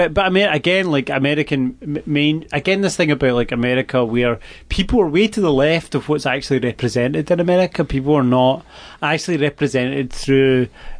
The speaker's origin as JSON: {"language": "English", "region": "west coast of Scotland", "country": "United Kingdom", "tie": "born or raised there", "also_born_or_lived": "Glasgow", "moved": "as an adult", "lives_now": "Portland, United States", "said": "I live in Portland. I've lived here for about 2.5 years. I grew up in a small town on the west coast of Scotland. I lived in Glasgow for about 10 years."}